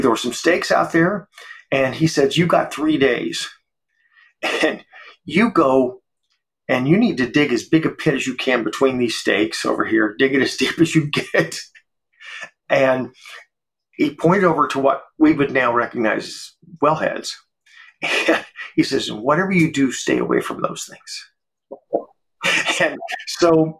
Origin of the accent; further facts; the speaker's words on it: Georgia, United States; now in Texas, United States; I was born in Georgia